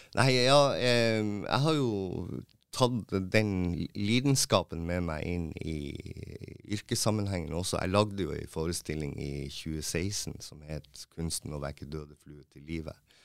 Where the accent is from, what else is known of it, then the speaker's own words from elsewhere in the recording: Tromsø, Troms, Norway; moved away as an adult; also born or lived in Mo i Rana; Jeg er jo opprinnelig fra Tromsø, og så flytta jeg til Mo, for jeg fikk jobb på teatret